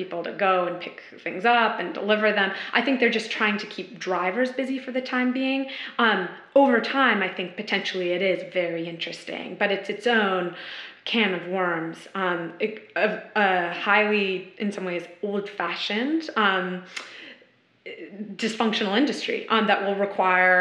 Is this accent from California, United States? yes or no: yes; San Francisco, California, United States; moved away; I'm originally from San Francisco